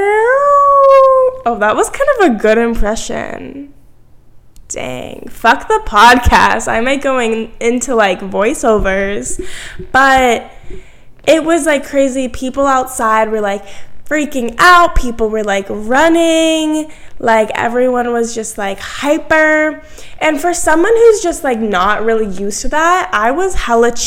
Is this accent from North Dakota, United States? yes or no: no; Massachusetts, United States; moved away as an adult; now in Virginia, United States; I grew up in Massachusetts. I'm from Massachusetts, but I'm here in Virginia for college